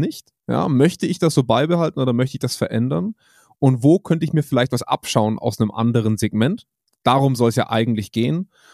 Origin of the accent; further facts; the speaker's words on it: Germany; bei uns in Deutschland